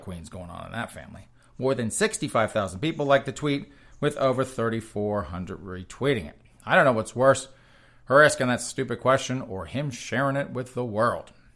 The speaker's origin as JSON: {"language": "English", "region": "the South", "country": "United States", "tie": "born or raised there", "said": "I grew up in the South"}